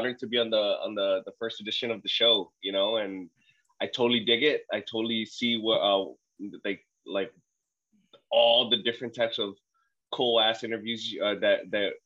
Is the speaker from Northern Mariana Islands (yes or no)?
yes; Saipan, Northern Mariana Islands; also born or lived in Guam; I'm actually born on Guam, raised in Saipan.